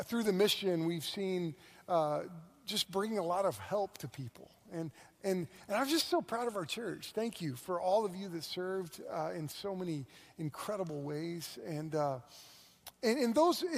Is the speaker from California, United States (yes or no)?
no; Moore, Oklahoma, United States; also born or lived in Thomas, Oklahoma; I grew up in Moore, which is right next to Norman, so I've been an OU fan my whole life.